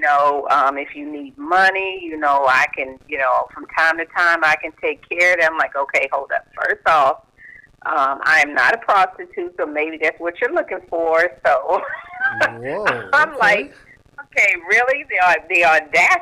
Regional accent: Dallas, Texas, United States; I'm from Dallas, Texas.

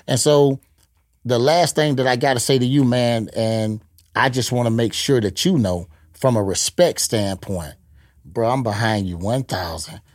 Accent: Gainesville, Florida, United States; now in Tampa, United States; I'm originally from Gainesville

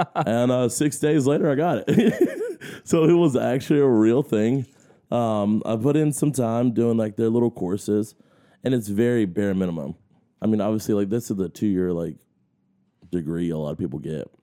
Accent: Augusta, Georgia, United States; I grew up here in Augusta, in North Augusta.

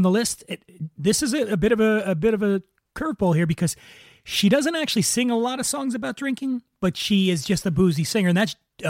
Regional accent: Philadelphia, Pennsylvania, United States; I'm from Philadelphia, and we consider Delaware to be like our little kid brother, you know, of Philadelphia.

